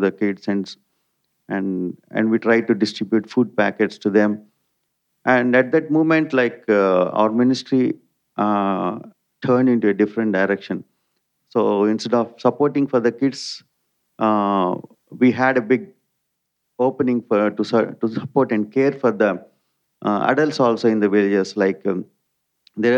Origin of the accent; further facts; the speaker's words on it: India; also born or lived in Malaysia; my wife, Nilma, as Tony has introduced, we are from India